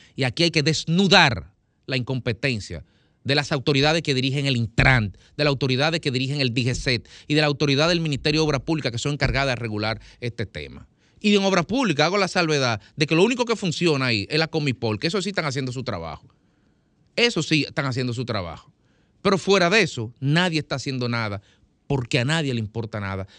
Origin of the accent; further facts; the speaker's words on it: Dominican Republic; yo vivo aquí, yo soy ciudadano de la República Dominicana, no lo soy de otro lado